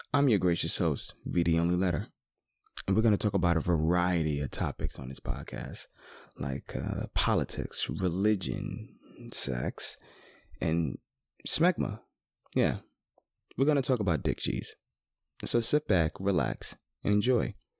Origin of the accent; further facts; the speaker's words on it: United States; I am an American